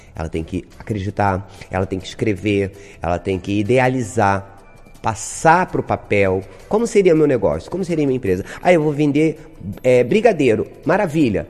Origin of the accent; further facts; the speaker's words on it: Brazil; Na Zona Oeste, sou de Vasconcelos, sou moradora de Vasconcelos